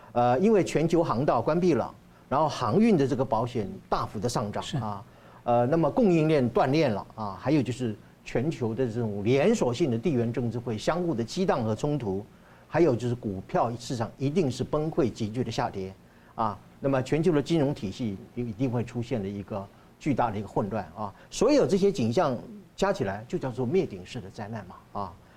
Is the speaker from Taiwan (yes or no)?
yes; Taiwan; 我们台湾人觉得是我们住的是金窝银窝嘛